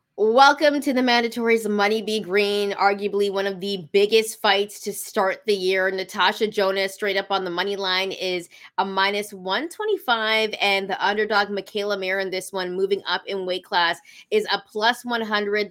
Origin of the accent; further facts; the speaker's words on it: Canada; I'm not American. I'm Canadian.